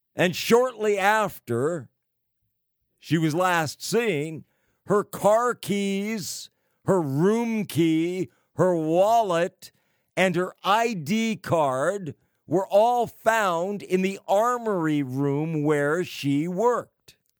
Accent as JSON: {"language": "English", "region": "California", "country": "United States", "said": "California, the great Golden State, my home state"}